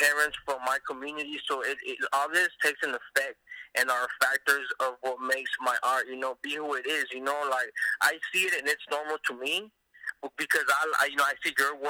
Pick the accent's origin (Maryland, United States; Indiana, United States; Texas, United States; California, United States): California, United States; Los Angeles; also born or lived in Mexico; I was born in Mexico, raised in California, you know, raised in the San Fernando Valley